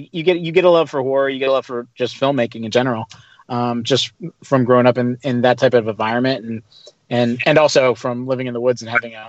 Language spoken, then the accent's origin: English; Pittsburgh, Pennsylvania, United States; I grew up outside of Pittsburgh, Pennsylvania.